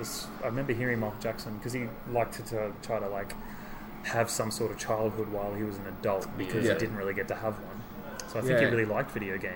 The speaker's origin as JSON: {"language": "English", "country": "Australia", "said": "being Australian."}